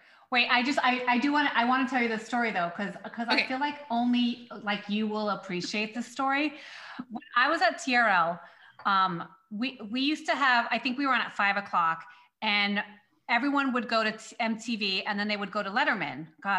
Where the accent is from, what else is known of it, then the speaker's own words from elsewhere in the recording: Long Beach, California, United States; cause I'm from Long Beach, right? Like I'm from Long Beach, California.